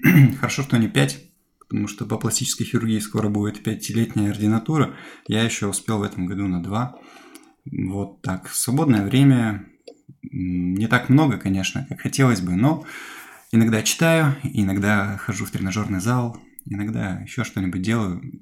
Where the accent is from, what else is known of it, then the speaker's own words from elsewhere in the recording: Perm, Perm Krai, Russia; now in Saint Petersburg, Russia; Но ну, надо сказать, что мы все приехали из Перми, переехали в Санкт-Петербург. Э, отучились вот в Перми.